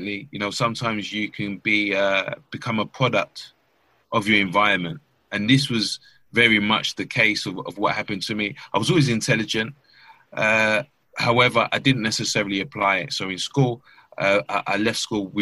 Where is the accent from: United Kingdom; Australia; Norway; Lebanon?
United Kingdom; London; I grew up in East London, Stratford, very much a financially deprived area